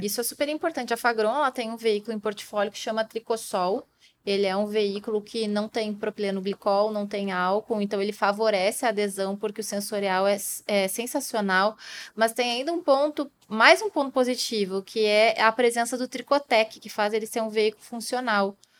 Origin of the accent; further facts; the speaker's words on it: Brazil; nós, brasileiros